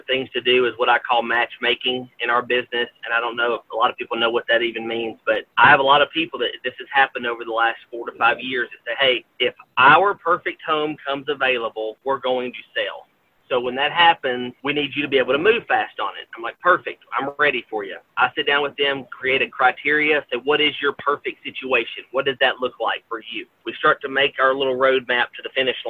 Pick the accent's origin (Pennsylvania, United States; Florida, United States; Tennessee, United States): Tennessee, United States; Gallatin; I absolutely love working in my home county, in my hometown of Gallatin.